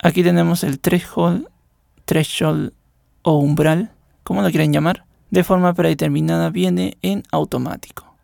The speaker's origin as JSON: {"language": "Spanish", "country": "Peru", "said": "soy de Perú y formo parte de la moderación"}